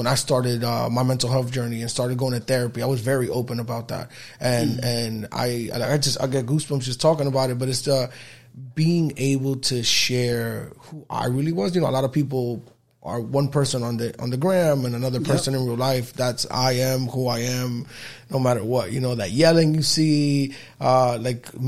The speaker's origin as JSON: {"language": "English", "town": "New York City", "region": "New York", "country": "United States", "tie": "born or raised there", "said": "I was born and raised on 168th Street between Audubon and Amsterdam"}